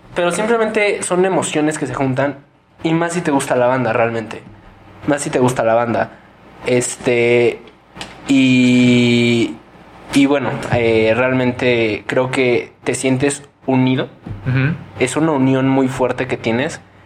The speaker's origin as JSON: {"language": "Spanish", "town": "Toluca", "region": "State of Mexico", "country": "Mexico", "said": "somos del Estado de México"}